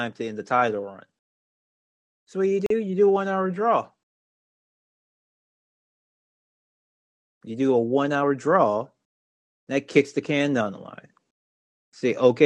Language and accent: English; Baton Rouge, Louisiana, United States; my hometown of Baton Rouge. I ate the first established ever Raising Cane's many, many times in college, in high school